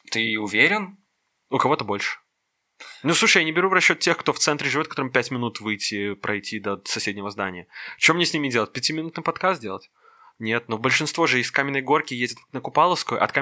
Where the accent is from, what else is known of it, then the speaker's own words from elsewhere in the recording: Minsk, Belarus; я коренной минчанин.